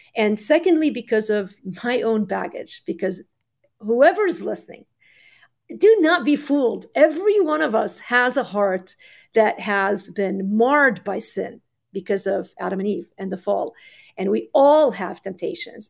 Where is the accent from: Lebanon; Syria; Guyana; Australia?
Lebanon; moved away; I grew up in Lebanon in the 80s. We moved in 87.